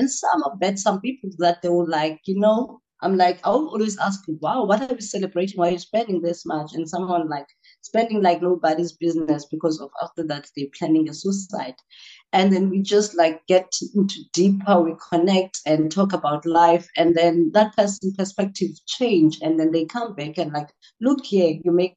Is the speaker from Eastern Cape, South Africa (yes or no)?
yes; Port Elizabeth, Eastern Cape, South Africa; I am from Port Elizabeth in the township called Gwazakele